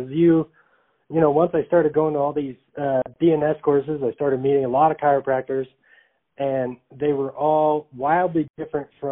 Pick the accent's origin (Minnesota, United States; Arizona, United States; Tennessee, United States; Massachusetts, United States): Arizona, United States; Phoenix; I'm from Arizona, so Phoenix, Arizona